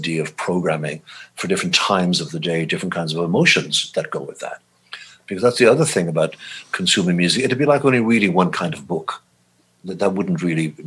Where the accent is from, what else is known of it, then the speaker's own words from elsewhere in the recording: Ireland; moved away as an adult; also born or lived in London, United Kingdom; now in United States; growing up in Ireland listening to blues